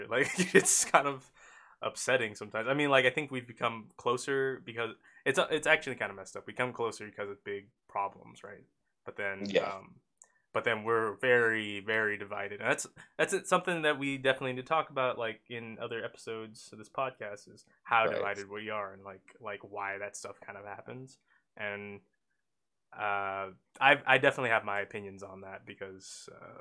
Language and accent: English; Oakland, California, United States; I was raised in Oakland